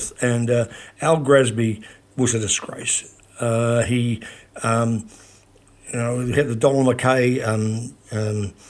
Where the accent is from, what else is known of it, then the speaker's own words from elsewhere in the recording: New Plymouth, Taranaki, New Zealand; When I was growing up in my hometown